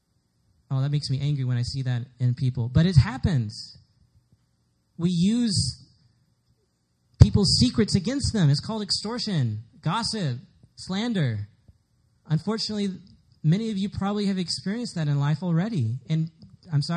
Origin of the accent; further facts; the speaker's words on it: Dallas, Texas, United States; moved away; I'm from Dallas, so everybody in Dallas is pretty much Southern Baptist. So I was Southern Baptist too.